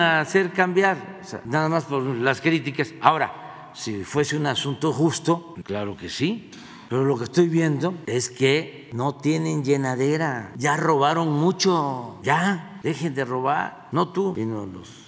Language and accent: Spanish; southeast Mexico, Mexico; allá en mi pueblo o allá en el sureste